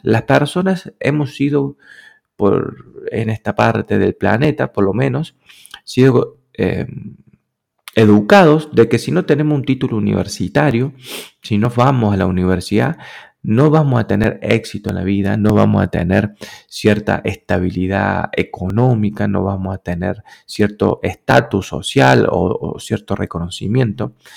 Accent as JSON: {"language": "Spanish", "country": "Argentina", "said": "yo soy argentino"}